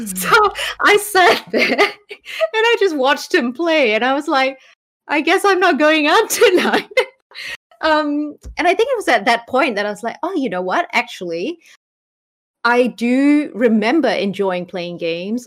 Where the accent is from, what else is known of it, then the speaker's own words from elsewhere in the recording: Malaysia; now in New Zealand; I grew up in Malaysia